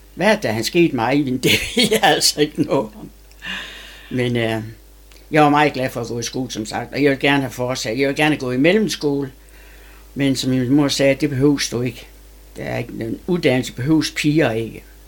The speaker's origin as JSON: {"language": "Danish", "town": "Sæby", "region": "North Denmark Region", "country": "Denmark", "tie": "born or raised there", "also_born_or_lived": "Aalborg / Haderslev", "said": "Og der blev jeg adopteret af min mor, da jeg var to og halvt år, og kom til Sæby"}